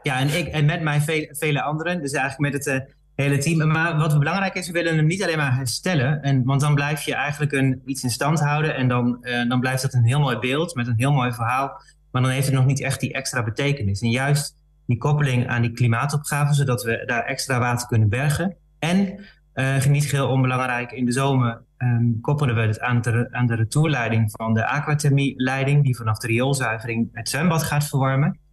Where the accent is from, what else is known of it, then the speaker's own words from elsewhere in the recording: Balkbrug, Overijssel, Netherlands; Ik ben geboren in, wel in, in Overijssel, maar in, de, in Balkbrug